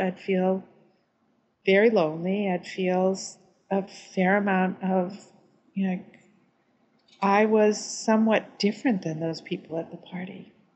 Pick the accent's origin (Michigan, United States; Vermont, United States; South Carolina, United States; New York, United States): Vermont, United States; I'm from Vermont.